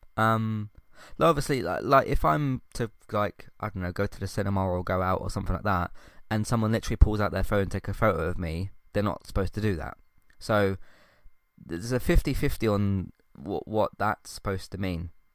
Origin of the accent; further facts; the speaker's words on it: United Kingdom; British is my culture